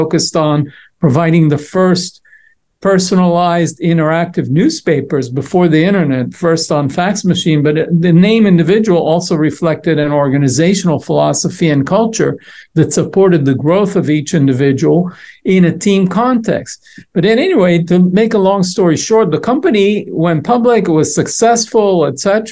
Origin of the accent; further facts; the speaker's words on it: Israel; moved away; I was born and raised in Israel